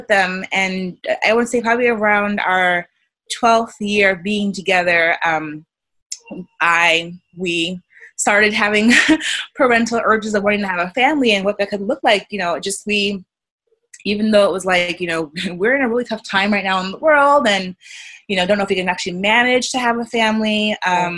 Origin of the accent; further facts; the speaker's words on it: New York City, New York, United States; I grew up in New York City, in Brooklyn